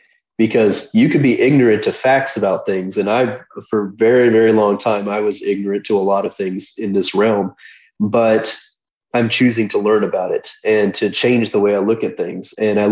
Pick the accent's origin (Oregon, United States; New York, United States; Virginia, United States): Oregon, United States; Portland; I came from Portland, Oregon, where the homeless population there is out of control.